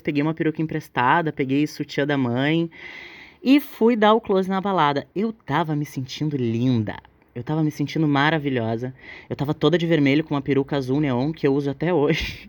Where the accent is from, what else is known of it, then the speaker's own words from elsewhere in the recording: Porto Alegre, Rio Grande do Sul, Brazil; eu sou aqui da cidade de Porto Alegre